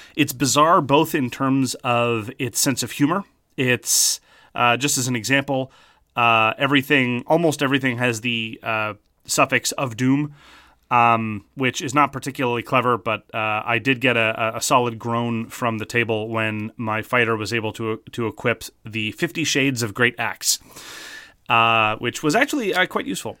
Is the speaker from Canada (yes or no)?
yes; Canada; Speaking as a Canadian